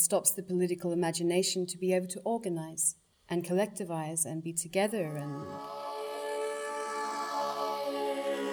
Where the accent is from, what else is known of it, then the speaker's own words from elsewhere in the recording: Tasmania, Australia; growing up in Tasmania